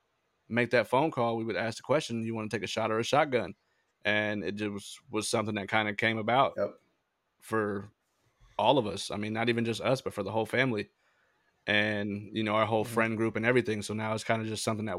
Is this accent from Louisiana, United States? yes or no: no; Sacramento, California, United States; I am from Sacramento, California, currently still living in California in an undisclosed location